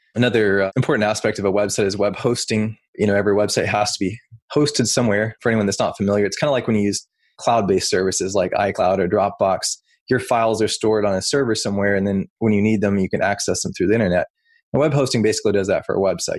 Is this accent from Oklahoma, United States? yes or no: yes; Oklahoma, United States; moved away as an adult; now in Salem, Virginia, United States; Originally, I'm from Oklahoma, something that probably most people wouldn't guess about me since I deal with websites for a living is I actually grew up on a cattle ranch.